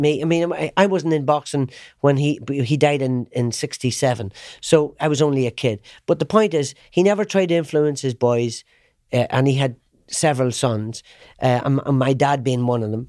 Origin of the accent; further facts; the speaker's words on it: Ireland; I knew where I came from. I'm an Irishman